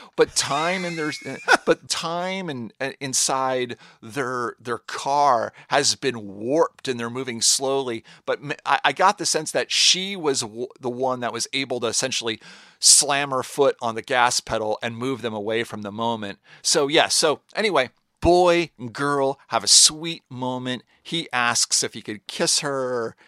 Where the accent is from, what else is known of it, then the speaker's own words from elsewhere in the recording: Seattle, Washington, United States; I'm from Seattle, Washington